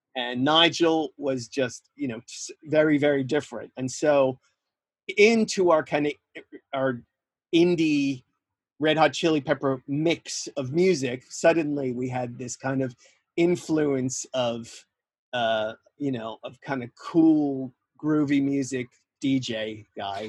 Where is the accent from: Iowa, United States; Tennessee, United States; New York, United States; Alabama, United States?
New York, United States; I uh, grew up in New York